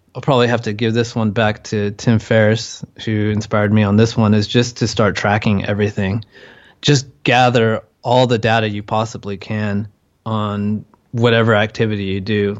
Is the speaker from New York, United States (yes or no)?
no; California, United States; moved away as an adult; now in Chiang Mai, Thailand; I'm from California